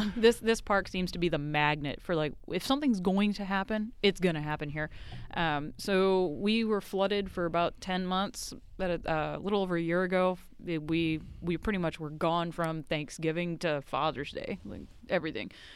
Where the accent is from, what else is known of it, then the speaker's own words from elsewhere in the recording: Haverhill, Massachusetts, United States; also born or lived in Nova Scotia, Canada; now in Texas, United States; I'm from just north of Boston, a town called Haverhill, Massachusetts